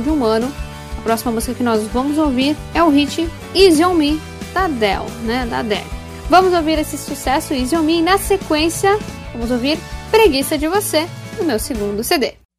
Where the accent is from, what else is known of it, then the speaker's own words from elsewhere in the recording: Passo Fundo, Rio Grande do Sul, Brazil; minha cidade natal, que é Passo Fundo